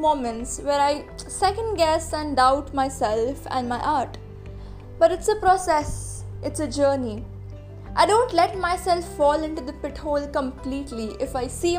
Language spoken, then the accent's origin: English; Mumbai, Maharashtra, India; I am an artist from Mumbai